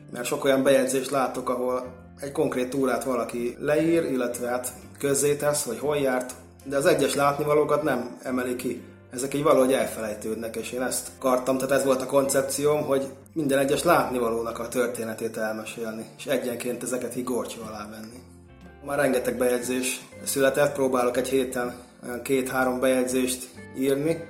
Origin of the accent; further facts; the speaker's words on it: Great Hungarian Plain, Hungary; én ugye alföldi vagyok